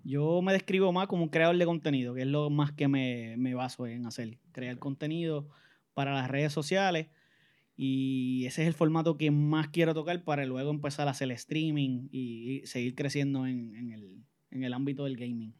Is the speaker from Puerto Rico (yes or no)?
yes; San Juan, Puerto Rico; crié en Jardines de Campo Rico, lo que conocen por Belwin.